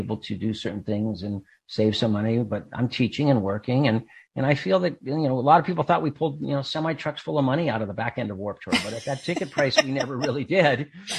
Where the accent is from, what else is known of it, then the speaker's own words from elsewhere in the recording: Claremont, California, United States; I grew up in Southern California. I grew up out in Claremont, California. So it was kind of a weird town. It was like this educational town with the Claremont colleges.